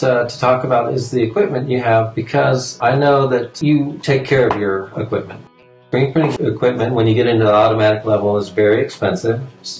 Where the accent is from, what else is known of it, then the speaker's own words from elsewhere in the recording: Fort Walton Beach, Florida, United States; Since I'm from Fort Walton Beach as well, or Pensacola area and all that, in the panhandle